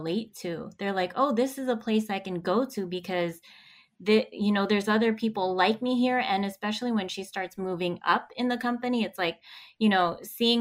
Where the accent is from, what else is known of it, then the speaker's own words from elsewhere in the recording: Philippines; now in United States; I'm Filipino, and our people have to go in other countries in order to work